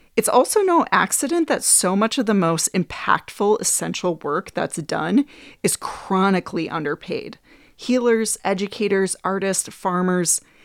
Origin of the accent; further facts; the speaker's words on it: Green Bay, Wisconsin, United States; I grew up in Green Bay, Wisconsin